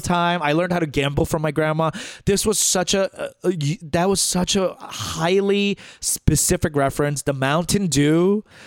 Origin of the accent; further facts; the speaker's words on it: New York City, New York, United States; growing up in Flushing